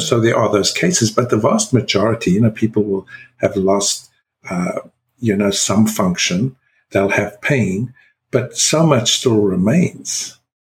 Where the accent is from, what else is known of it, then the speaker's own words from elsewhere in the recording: South Africa; being South African born